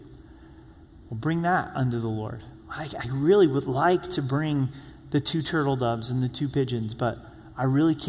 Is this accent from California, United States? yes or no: no; Grants Pass, Oregon, United States; I grew up on Meyer Drive in Grants Pass, Oregon.